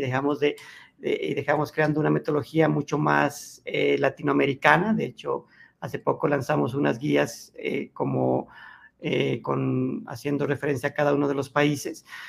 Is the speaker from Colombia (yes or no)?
yes; Colombia